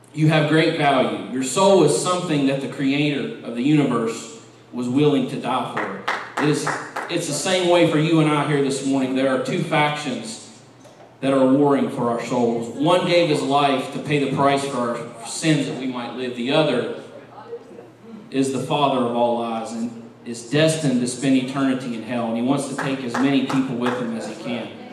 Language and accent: English; West Virginia, United States; growing up in West Virginia